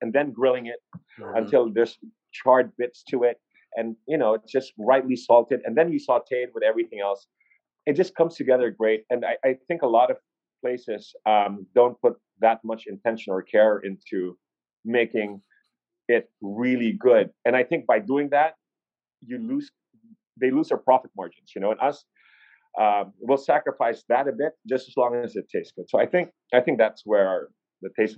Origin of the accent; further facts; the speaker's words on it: Jakarta, Indonesia; now in Cebu, Philippines; I was raised in Indonesia, in Jakarta